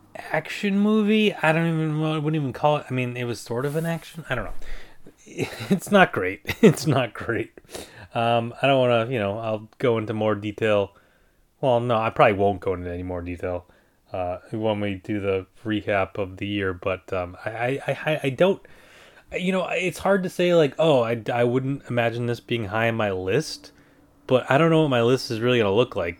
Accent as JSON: {"language": "English", "country": "United States", "said": "I'm not English. I'm a, I'm American"}